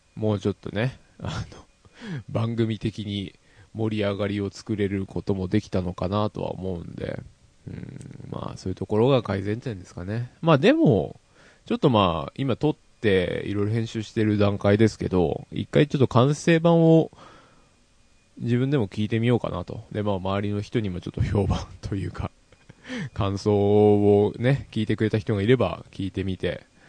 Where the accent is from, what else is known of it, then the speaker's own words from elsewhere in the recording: Yamanashi, Japan; 地元山梨